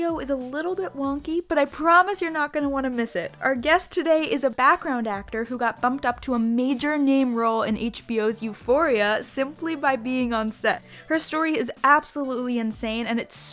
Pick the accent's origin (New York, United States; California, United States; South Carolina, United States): New York, United States; I'm a New Yorker